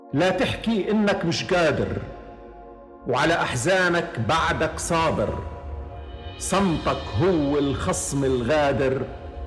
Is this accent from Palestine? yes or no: yes; Palestine; احنا كفلسطينيين